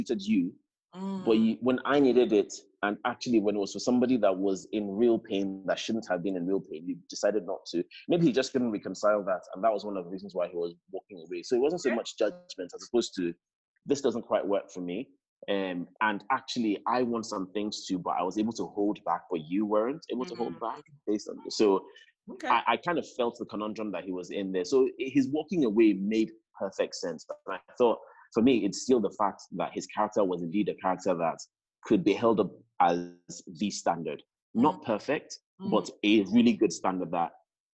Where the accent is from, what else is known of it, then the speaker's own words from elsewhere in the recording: Nigeria; as a Nigerian